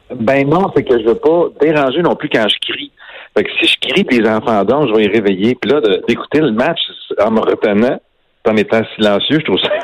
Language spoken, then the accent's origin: French; Trois-Rivières, Quebec, Canada; je viens de Trois-Rivières, là, à côté, qui est à 20 minutes de là